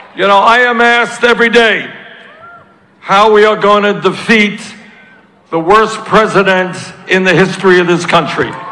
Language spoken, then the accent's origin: English; Vermont, United States; I come from Vermont. We're not used to this sun